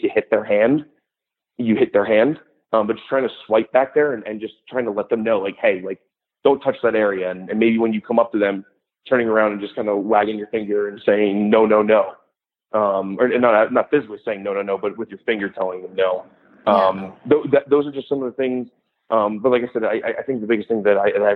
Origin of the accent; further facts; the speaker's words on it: New Jersey, United States; moved away as an adult; I'm originally from New Jersey, and so I did a lot of mascot work there